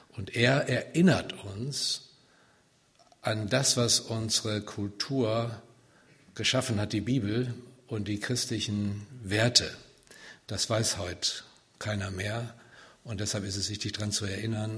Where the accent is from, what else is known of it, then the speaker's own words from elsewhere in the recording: Siegen, North Rhine-Westphalia, Germany; also born or lived in Wiedenest; ich komme aus Siegen, gebürtig